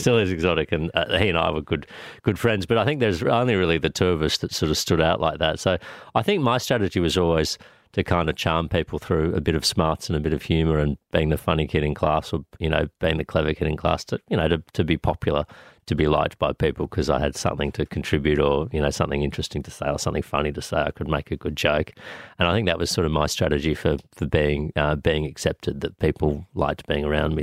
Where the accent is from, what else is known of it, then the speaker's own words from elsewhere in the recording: Sydney, New South Wales, Australia; also born or lived in Canada; I grew up on, on the north shore of Sydney on, at Taramara, deep up, up on the north shore where my mum's family was.